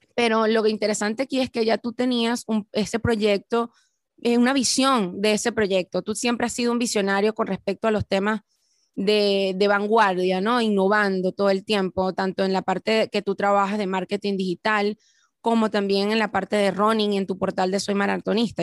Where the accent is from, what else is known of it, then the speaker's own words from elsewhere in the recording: Venezuela; somos ambos venezolanos